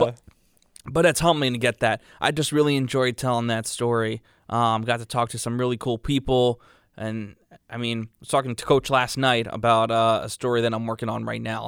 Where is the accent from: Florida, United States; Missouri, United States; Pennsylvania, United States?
Pennsylvania, United States; Philadelphia; moved away; growing up in a city like Philadelphia